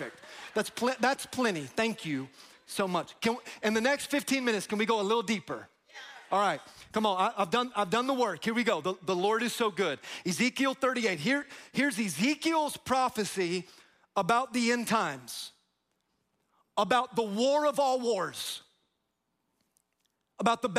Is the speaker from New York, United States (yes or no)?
no; Tampa, Florida, United States; I'm from Tampa